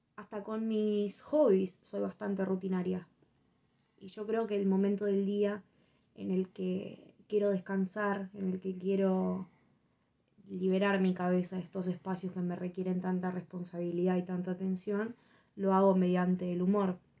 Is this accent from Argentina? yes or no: yes; Argentina; Somos argentinos